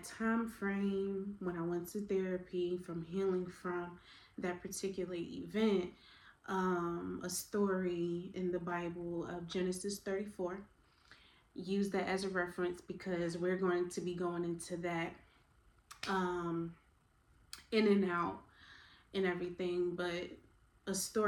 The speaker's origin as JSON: {"language": "English", "town": "Newark", "region": "New Jersey", "country": "United States", "moved": "yes", "lives_now": "Savannah, United States", "said": "I am originally from Newark, New Jersey, by way of Savannah, Georgia, because that's where I live now"}